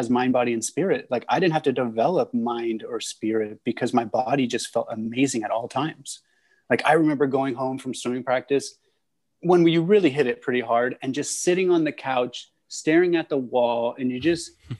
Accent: San Francisco, California, United States; also born or lived in Maryland; I grew up in San Francisco, had a full city kid life

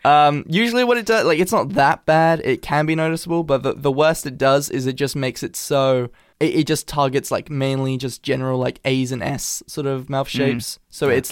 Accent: England, United Kingdom; accent: Americanized; I do have, like, an Americanized accent because my... Like, I'm half American. Like, I've born and raised in England, but my mother's from California.

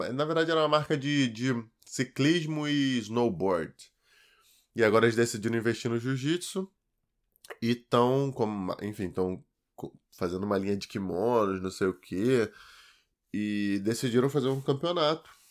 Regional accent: Duque de Caxias, Rio de Janeiro, Brazil; E fui criado, cara, até meus 9 anos de idade em Duque de Caxias

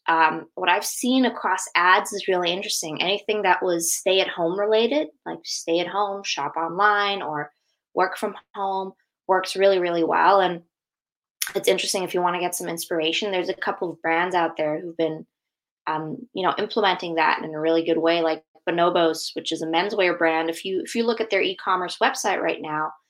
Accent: Germany; moved away as an adult; now in United States; I'm actually born and raised in Germany

